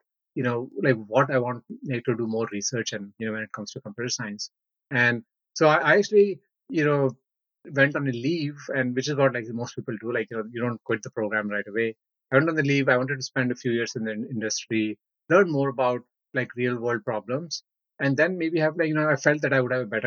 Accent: India; I was born in India, went to high school in the city, like stayed in that whole city until high school

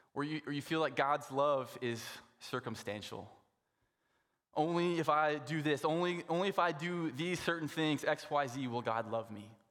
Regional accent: Saskatoon, Saskatchewan, Canada; moved away; I grew up in Saskatoon

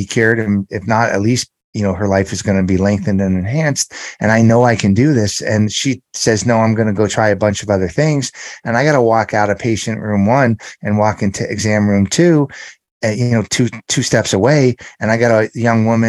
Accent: Los Angeles, California, United States; I grew up in the San Fernando Valley area of Los Angeles

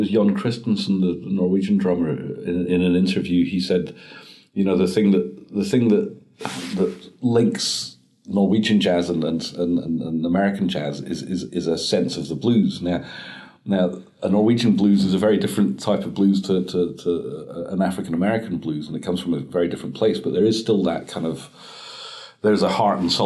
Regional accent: Scotland, United Kingdom; also born or lived in Norway; my mother came to Scotland when I was seven

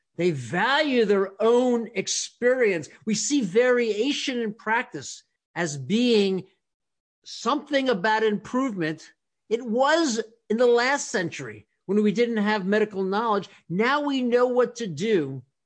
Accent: North Carolina, United States; growing up in North Carolina

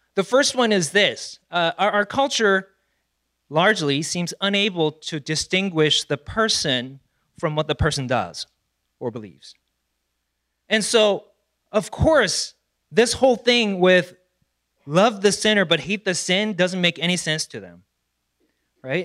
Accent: South Korea; moved away; I was born and raised in South Korea

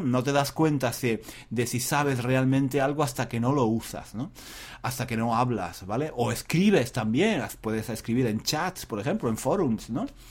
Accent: Spain; soy español

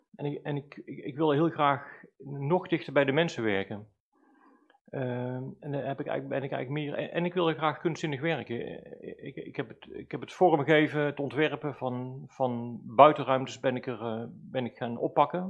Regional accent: Valkenswaard, North Brabant, Netherlands; also born or lived in Velp; Zelf ben ik als kind opgegroeid in Dommeldal in Valkswaard

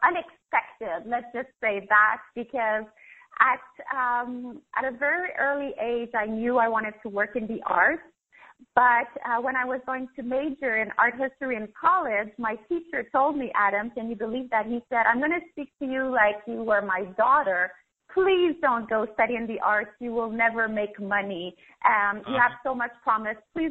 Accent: Canada; moved away as an adult; also born or lived in Paris, France; I'm Canadian. So I left everything, my job, my condo, my family, my friends, and I moved to Europe, Paris

